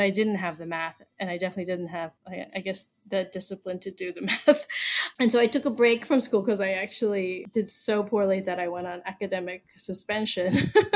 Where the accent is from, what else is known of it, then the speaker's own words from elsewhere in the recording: Baltimore, Maryland, United States; moved away as an adult; now in Panama; I was born and raised in Baltimore, Maryland, and I lived there almost my whole life until 2018 when we moved here.